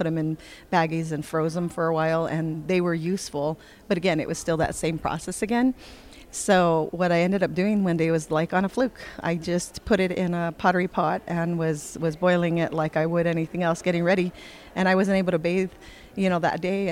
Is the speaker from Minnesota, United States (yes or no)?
no; California, United States; now in Taos Pueblo, United States; I grew up in California